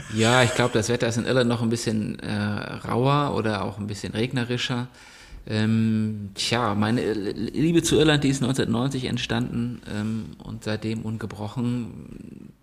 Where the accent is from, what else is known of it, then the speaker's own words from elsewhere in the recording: a small village near Plön, Schleswig-Holstein, Germany; moved away as an adult; also born or lived in Berlin; now in Kiel, Germany; komme wie gesagt aus einem kleinen Dorf in der Nähe von Plön, also bin Schleswig-Holsteiner